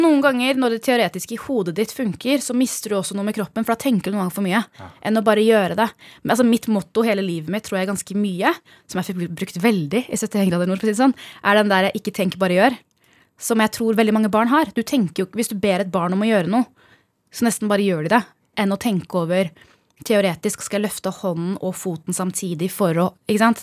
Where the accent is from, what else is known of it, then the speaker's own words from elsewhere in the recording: Norway; moved away as an adult; also born or lived in Bærum / United States; Vi kommer fra Norge